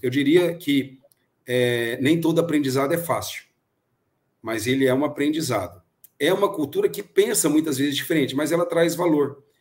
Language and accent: Portuguese; Brazil; como bom brasileiro